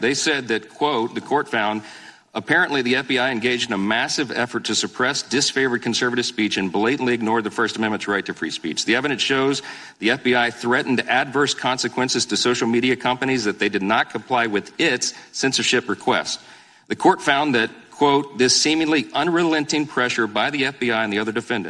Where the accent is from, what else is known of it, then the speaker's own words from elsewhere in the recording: Louisiana, United States; my home state of Louisiana